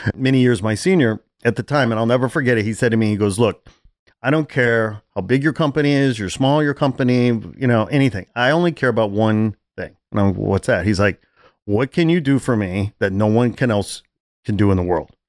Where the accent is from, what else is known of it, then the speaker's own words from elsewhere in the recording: Chicago, Illinois, United States; moved away; I'm from Chicago